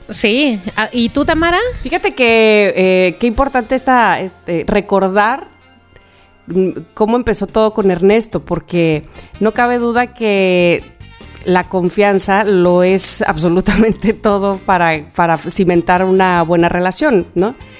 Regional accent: Veracruz, Mexico; also born or lived in Xalapa; hasta la calle Hernán Cortés 262, departamento 6, entre Hidalgo y Bravo, y que fue la casa donde yo, el departamento donde yo nací

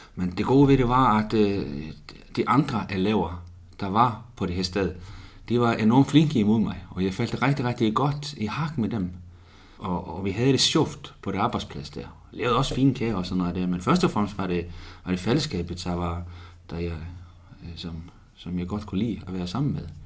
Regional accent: Reykjavik, Capital Region, Iceland; now in Odense, Denmark; i Reykjavik, ja, hvor jeg kommer fra

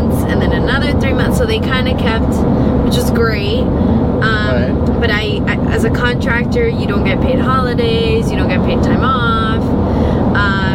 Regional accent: Pembroke Pines, Florida, United States; also born or lived in Ecuador / Orlando; I've moved to Pembroke Pines, which is like right by Fort Lauderdale. And I pretty much grew up there

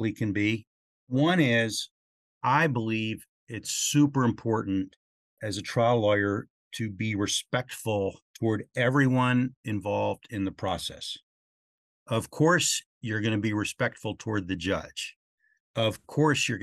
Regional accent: Baltimore, Maryland, United States; my hometown of Baltimore

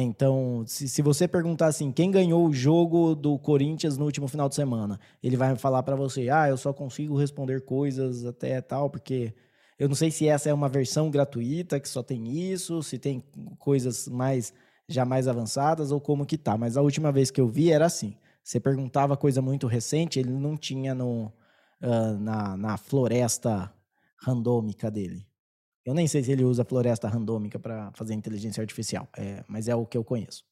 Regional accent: Brazil; accent: caipira; o meu sotaque, eu acho que ele é muito caipira

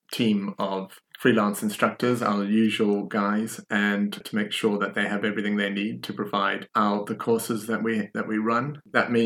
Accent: South Africa; moved away; I'm from South Africa originally

